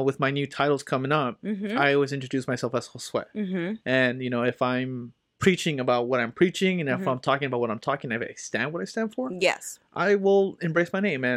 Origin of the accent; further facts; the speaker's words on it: Los Angeles, California, United States; Born and raised in Boyle Heights.